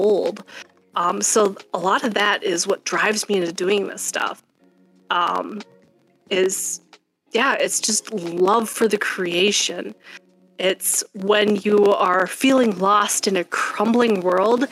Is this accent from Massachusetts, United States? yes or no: no; Wisconsin, United States; now in Minnesota, United States; I was born in Wisconsin